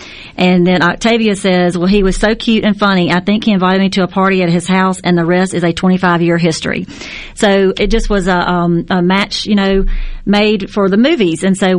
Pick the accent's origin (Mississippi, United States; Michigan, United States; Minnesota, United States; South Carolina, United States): Mississippi, United States; Natchez; I'm originally from Natchez, Mississippi. That's my hometown.